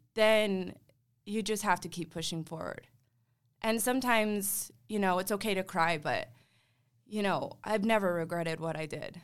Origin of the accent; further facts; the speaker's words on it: Gilbert, Arizona, United States; growing up in Gilbert